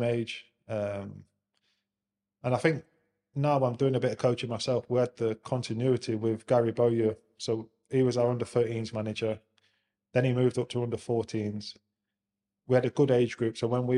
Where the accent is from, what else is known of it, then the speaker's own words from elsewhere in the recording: Nottingham, East Midlands, United Kingdom; moved away as an adult; also born or lived in London; Born and bred in Nottingham